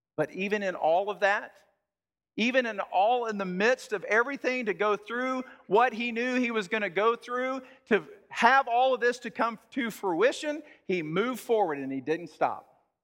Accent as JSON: {"language": "English", "region": "Texas", "country": "United States", "said": "I'm from Texas"}